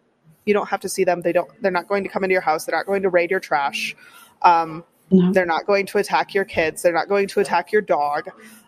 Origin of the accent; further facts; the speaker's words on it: Wisconsin, United States; Here, and you know, growing up in Wisconsin, same deal.